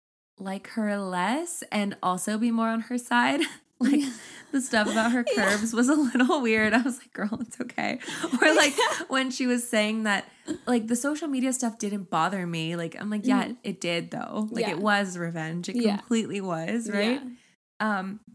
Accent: Brazil; English is a second language; And as for baths, in my country, it is normal to take 3 baths a day. I'm Brazilian, and we are the people who take the most baths in the world.

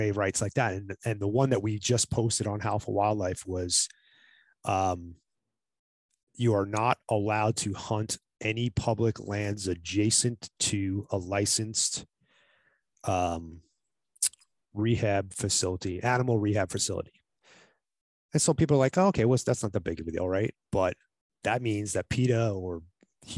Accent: New York, United States; now in Arizona, United States; I live in Arizona, been living here since 91, but I'm originally from New York

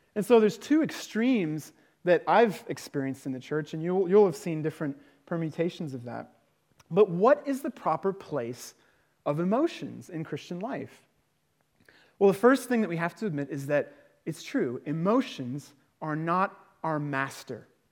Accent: United Kingdom; now in Prague, Czech Republic; I'm British

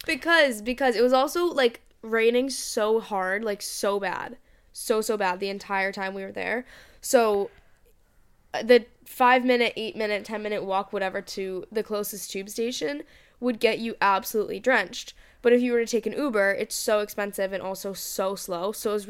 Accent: Boston, Massachusetts, United States; Like, where are you from? And please. I was like, Boston.

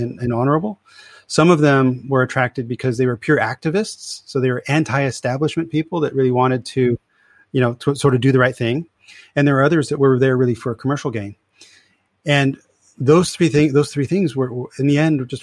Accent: California, United States; moved away as an adult; also born or lived in Europe; I'm originally from California

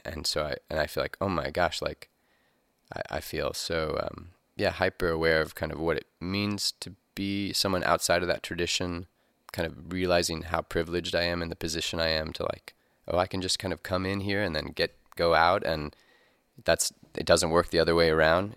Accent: Missouri, United States; we're kind of in the crossroads here in Missouri

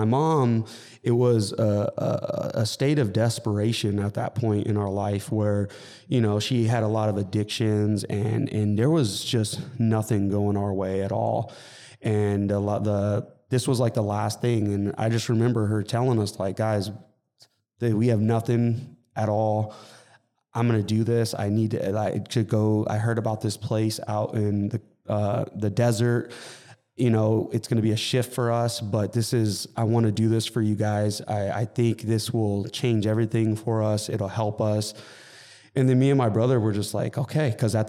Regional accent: Montclair, California, United States; also born or lived in Coachella Valley; So I was born in Montclair, California, and I lived in the Inland Empire till I was 12, you know, till I moved out to the Coachella Valley.

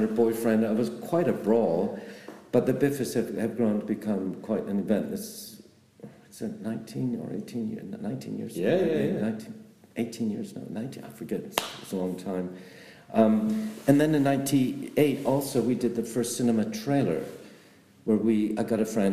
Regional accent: Canada; moved away as an adult; now in London, United Kingdom; I am Canadian

